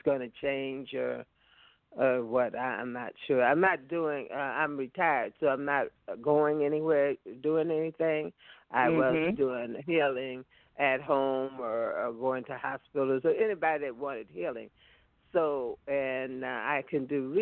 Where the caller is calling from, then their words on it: California, United States; I'm calling from California